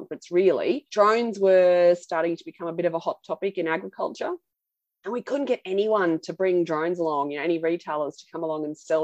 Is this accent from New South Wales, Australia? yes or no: no; Central Burnett, Queensland, Australia; I grew up on a cattle property in the Central Burnett in Queensland